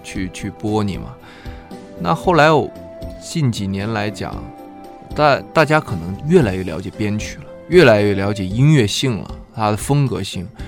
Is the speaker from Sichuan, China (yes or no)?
no; Heilongjiang, China; moved away; 我老家是黑龙江省